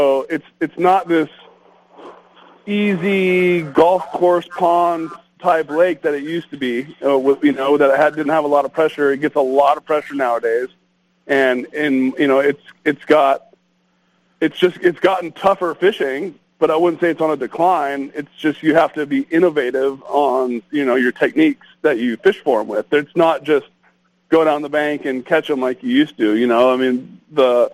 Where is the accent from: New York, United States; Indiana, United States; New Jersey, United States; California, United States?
California, United States; Southern; moved away; also born or lived in Lake Havasu, Arizona; I grew up in Southern California